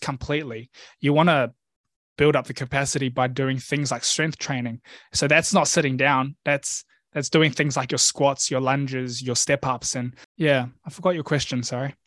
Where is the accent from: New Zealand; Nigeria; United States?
New Zealand; I grew up in New Zealand actually. So my family oh. immigrated to NZ when I was one years old.